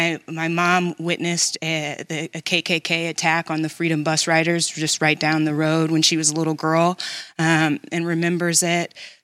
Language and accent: English; right outside of St. Louis, on the Illinois side, United States; I grew up right outside of St. Louis, on the Illinois side of the river, and the town that I grew up in had a very, misunderstanding towards black people.